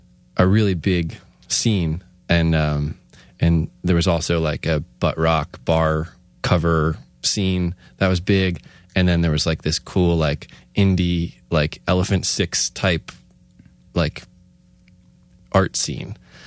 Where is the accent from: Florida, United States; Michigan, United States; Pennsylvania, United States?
Pennsylvania, United States; Scranton; I mean, I grew up in Scranton, and Wilkes-Barre was like far for me.